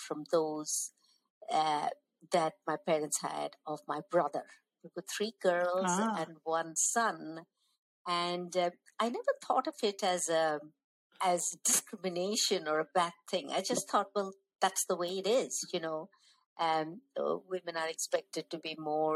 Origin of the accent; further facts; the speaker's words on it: North India, India; as South Indians growing up in North India